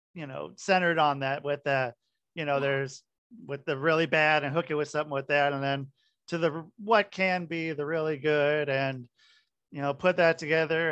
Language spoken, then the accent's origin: English; New Fairfield, Connecticut, United States; moved away; also born or lived in Oregon; I grew up in New Fairfield